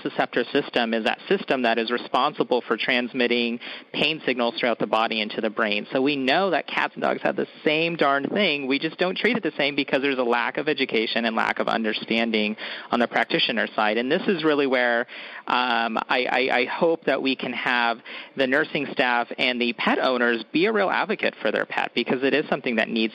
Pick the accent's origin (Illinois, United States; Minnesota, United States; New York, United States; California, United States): California, United States; Woodland; I actually took a job at a general practice in my hometown of Woodland, California